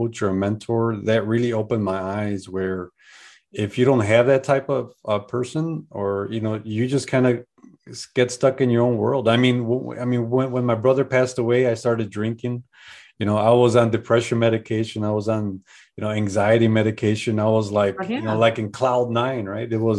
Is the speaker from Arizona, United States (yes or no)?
no; Chicago, Illinois, United States; moved away; also born or lived in Colorado / San Diego, California; I'm from Chicago